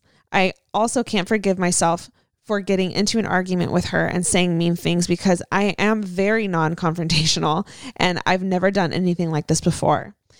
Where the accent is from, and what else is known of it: San Diego, California, United States